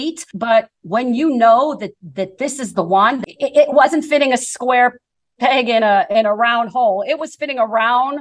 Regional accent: Ambridge, Pennsylvania, United States; moved away; It's Ambridge, Pennsylvania. It's about 20 miles southwest, I believe, of Pittsburgh

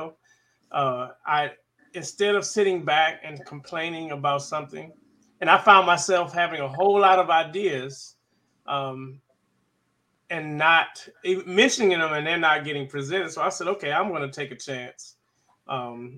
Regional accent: Washington, District of Columbia, United States; moved away as an adult; now in Killeen, United States; I was born and raised in Washington, D.C.

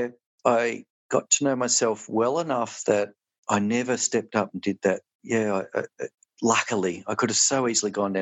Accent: Melbourne, Victoria, Australia; moved away as an adult; now in Tasmania, Australia; I'm from Melbourne originally.

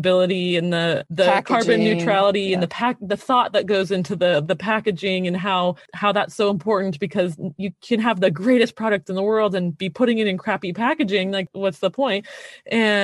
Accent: Canada; now in United States; I'm Canadian

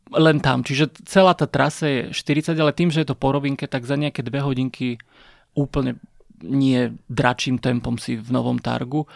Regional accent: Trstena, Žilina Region, Slovakia; To je Trstena. A... To, je, to je moje rodné mesto

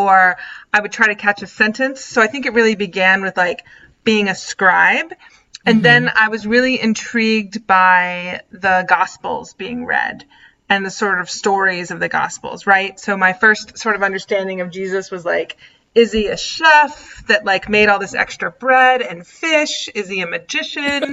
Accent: Southern Virginia, United States; I grew up in Southern Virginia

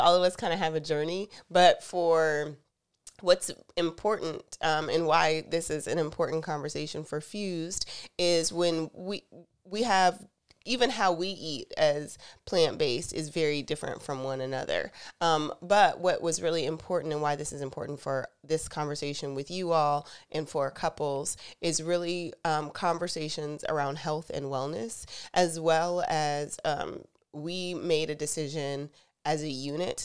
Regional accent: the South, United States; I'm from the South

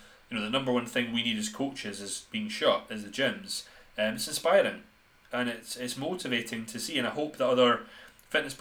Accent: Scotland, United Kingdom; we are both from Scotland

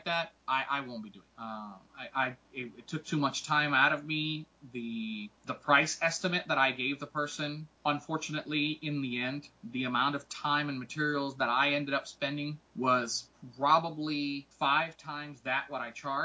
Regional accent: Puerto Rico; moved away; I am from Puerto Rico

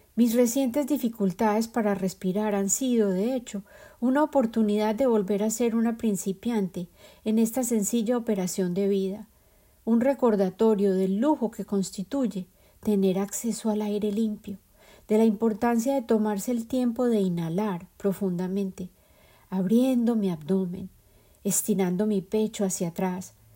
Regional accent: Colombia; moved away; El ajiaco es el plato típico de la capital de mi país de origen, Colombia

